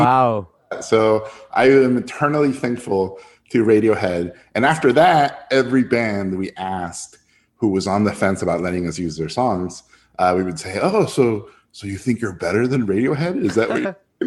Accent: Tijuana, Baja California, Mexico; born or raised there; first language Spanish; English is a second language; also born or lived in San Diego, United States

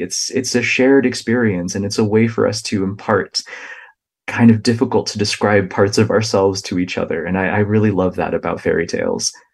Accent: United States; the experiences of my own family that I observed kind of growing up in the United States and learning English

